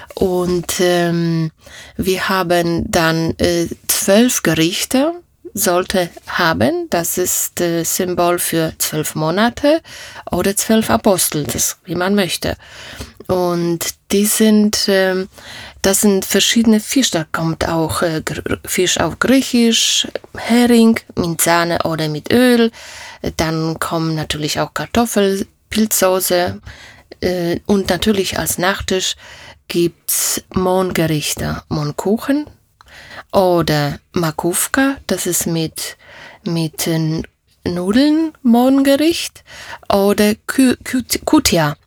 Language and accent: German; Opole, Opole Voivodeship, Poland; first language Polish; German is a second language; moved away as an adult; now in Germany; ich komme aus, aus Oberschlesien, sagt man heute, ja. Oberschlesien, das war Opole. Ich bin in Deutschland schon 35 Jahre. Da war ich 20 Jahre alt, da kam ich nach Deutschland.